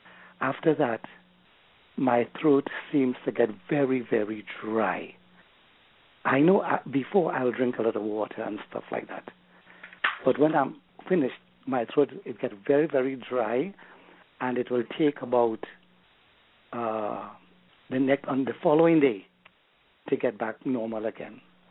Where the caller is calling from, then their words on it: Canada; I'm calling from Canada.